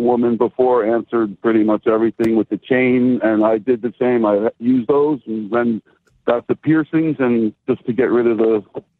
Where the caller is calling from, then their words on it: New Jersey, United States; I'm calling from New Jersey.